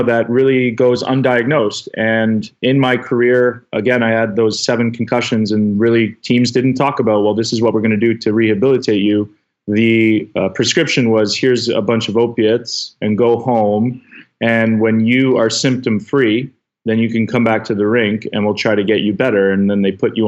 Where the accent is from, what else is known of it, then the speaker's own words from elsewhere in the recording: King City, Ontario, Canada; a small town in King City, Ontario, is where I grew up in Canada